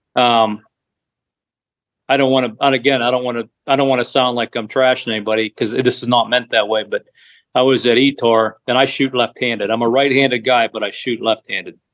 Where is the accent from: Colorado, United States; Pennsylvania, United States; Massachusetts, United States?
Pennsylvania, United States; New Castle; I am from Newcastle, Pennsylvania.